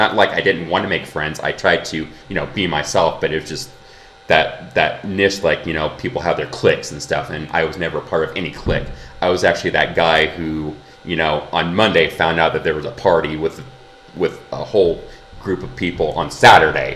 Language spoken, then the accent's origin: English; Kansas, United States; I'm also from the Midwest. I'm from Kansas.